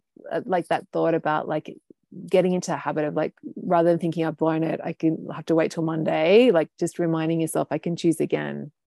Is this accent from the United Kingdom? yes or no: yes; United Kingdom; Yeah, as a culture, like as a Brit, right?